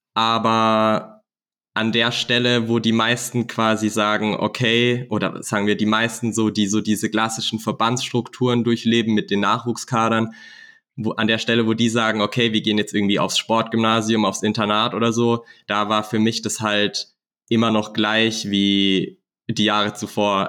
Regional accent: Black Forest, Baden-Württemberg, Germany; also born or lived in Nuremberg; bei uns im Schwarzwald

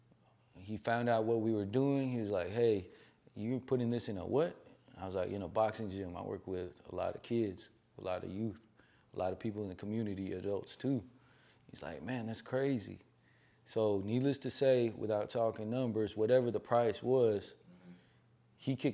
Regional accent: the Bay Area, California, United States; I grew up in the Bay

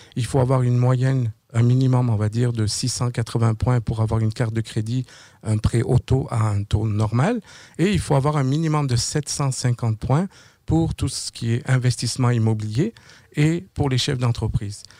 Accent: France; moved away as an adult; now in Quebec, Canada; je suis euh, au Québec depuis l'année 2009. Je viens de France.

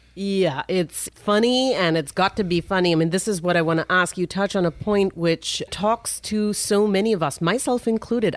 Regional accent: India; now in United States; I'm from India

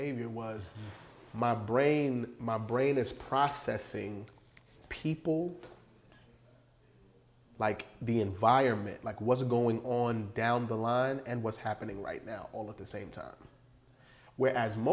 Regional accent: New York City, New York, United States; I grew up in the Bronx during the crack era

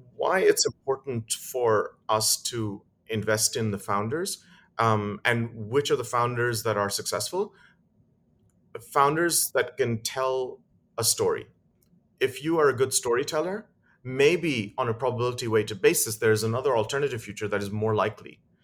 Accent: United Kingdom; moved away; also born or lived in Dubai; I'm British and my wife is German.

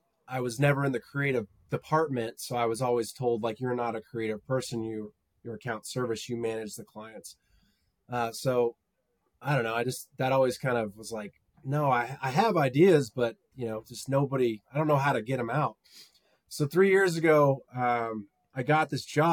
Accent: Edwards, Colorado, United States; moved away as an adult; also born or lived in Denver, Colorado; now in Dallas, United States; I was born in Dallas, but moved to Colorado in 1997 with my family. We lived in a town called Edwards, which is near Beaver Creek in Vail.

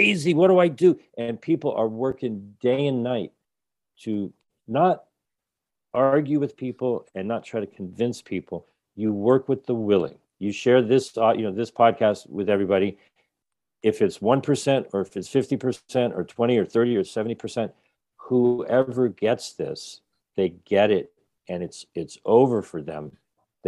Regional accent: Rhode Island, United States; I'm from Rhode Island.

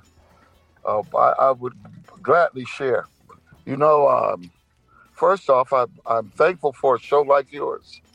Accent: Compton, California, United States; I grew up in Compton, California

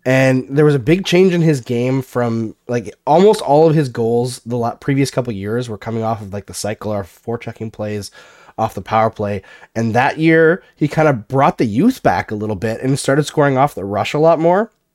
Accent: Alberta, Canada; moved away; I grew up partially in Alberta

